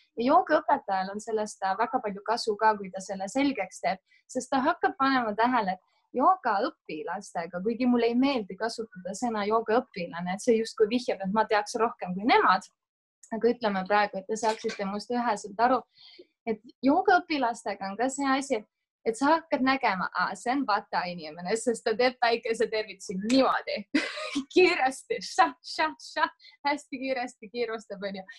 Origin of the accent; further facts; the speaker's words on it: Otepää, Valga County, Estonia; moved away as an adult; now in Saaremaa, Estonia; ma olen tegelikult ise pärit Otepäält, aga ma olen nüüd viimased viis-kuus aastat elanud Saaremaal